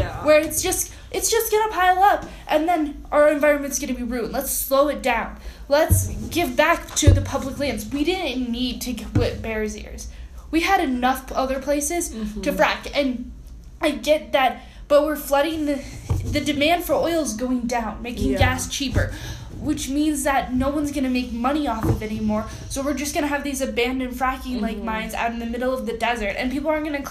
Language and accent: English; Detroit, Michigan, United States; now in Park City, United States; I'm from Detroit.